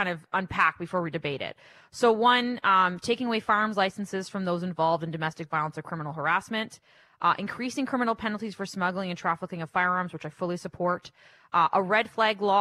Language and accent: English; Windsor, Ontario, Canada; moved away; I'm originally from Windsor, Ontario